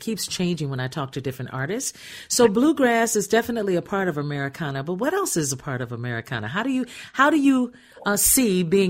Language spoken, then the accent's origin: English; Minnesota, United States; I'm from Minnesota.